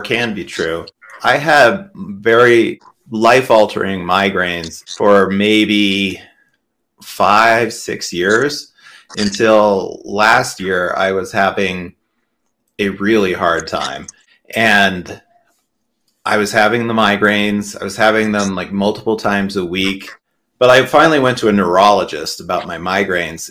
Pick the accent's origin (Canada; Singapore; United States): United States; Southern California; also born or lived in Utah; I grew up in Utah and mostly Southern California